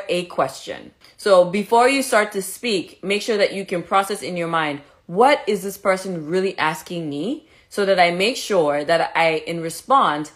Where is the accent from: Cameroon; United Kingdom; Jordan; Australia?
Cameroon; moved away as an adult; also born or lived in Mexico; now in Chicago, United States; I was born in Cameroon, I was raised in Cameroon, I went to Caribbean Medical School